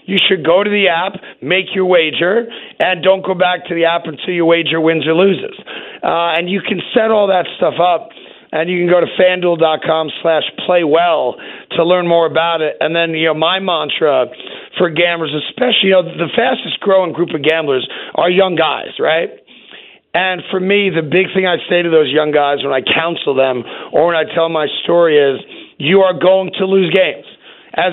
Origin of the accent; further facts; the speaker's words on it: New York, United States; only just as a New Yorker.